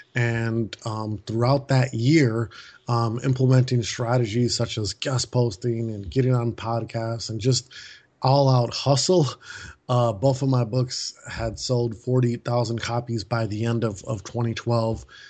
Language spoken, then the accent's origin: English; Milwaukee, Wisconsin, United States; moved away as an adult; now in Maui, United States; we moved our family in April from Milwaukee, Wisconsin, where I was born and raised